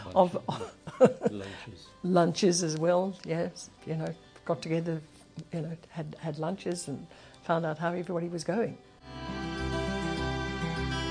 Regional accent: Zimbabwe; moved away; also born or lived in England; I was born in England, but we came to Zimbabwe when I was three. So basically, as far as I'm concerned, I'm Zimbabwean

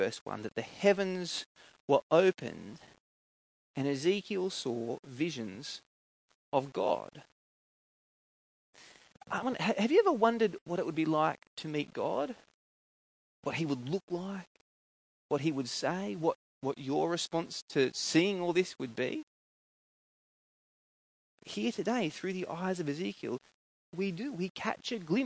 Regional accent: Coffs Harbour, New South Wales, Australia; where I grew up in Coffs Harbour

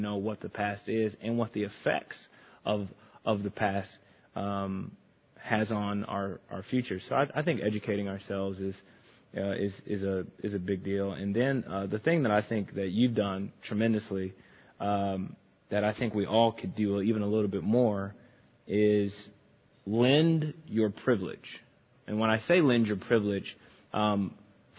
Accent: Chicago, Illinois, United States; growing up in the Chicagoland area, I went to a private school

